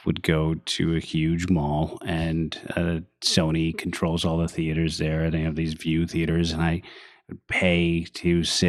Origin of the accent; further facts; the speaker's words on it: San Francisco, California, United States; growing up in San Francisco